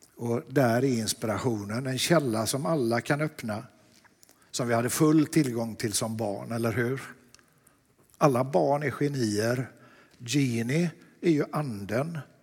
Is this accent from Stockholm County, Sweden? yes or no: no; Lerum, Västra Götaland, Sweden; Jag är från Lerum.